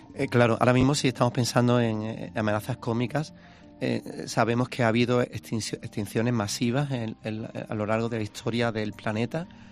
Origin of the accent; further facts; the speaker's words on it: Spain; Yo, como español